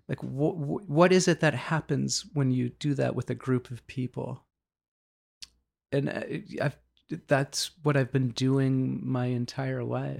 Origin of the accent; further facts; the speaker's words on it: Boston, Massachusetts, United States; also born or lived in Dorchester; always in the Boston area. Like, I was born in Dorchester, and then my family moved quite a bit when I was young